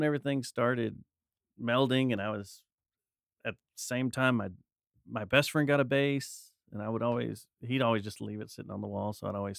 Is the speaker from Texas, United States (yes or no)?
yes; Arlington, Texas, United States; I was born in Arlington.